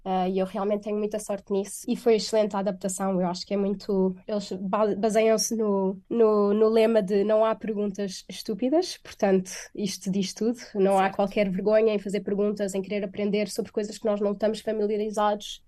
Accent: Portugal; moved away as an adult; also born or lived in Beijing, China; now in Stockholm, Sweden; sou franco-portuguesa, mas vivi a minha vida eh, quase toda em Portugal, portanto cresci em Portugal e estive em Portugal até aos meus 21 anos

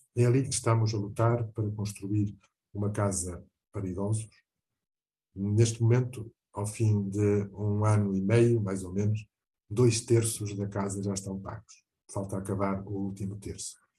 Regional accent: Portugal; also born or lived in Mozambique; Tenho Portugal, onde eu nasci, e com muito orgulho. Tenho Moçambique, onde eu devia ter crescido

